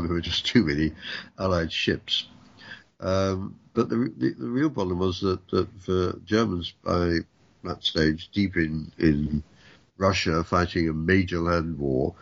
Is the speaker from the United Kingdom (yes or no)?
yes; United Kingdom; I'm British